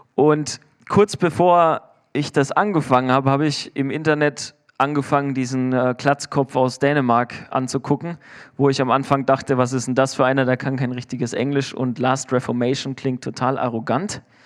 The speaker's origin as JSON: {"language": "German", "country": "Germany", "said": "Ich bin Deutscher"}